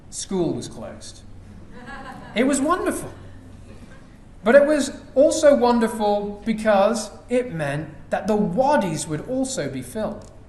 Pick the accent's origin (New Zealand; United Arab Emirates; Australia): United Arab Emirates; Dubai; You know, when we were growing up in Dubai, it would maybe rain once, perhaps twice a year.